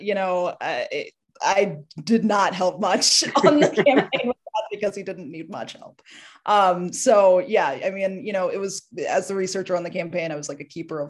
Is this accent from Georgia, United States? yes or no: yes; Georgia, United States; moved away as an adult; also born or lived in Washington, D.C.; I grew up in the South, grew up in Georgia, very red part of the state, about an hour west of Atlanta. So small town, heavily Republican